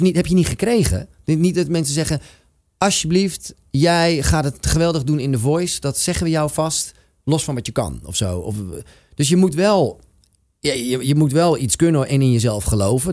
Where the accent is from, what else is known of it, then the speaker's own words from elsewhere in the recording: Amsterdam, North Holland, Netherlands; Van waar ik vandaan kom was in dit geval een heel Amsterdamse eh, schoffie type.